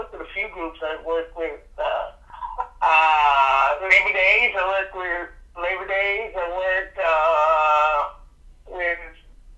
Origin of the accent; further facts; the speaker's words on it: Bahamas; moved away as an adult; also born or lived in United States / Naples, Florida / South Florida; now in Los Angeles, United States; I was born, here, but I grew up in the Bahamas